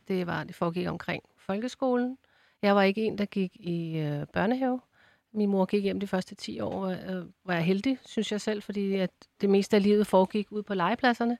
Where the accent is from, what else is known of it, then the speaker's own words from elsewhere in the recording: Ballerup, Capital Region of Denmark, Denmark; jeg kommer jo fra Ballerup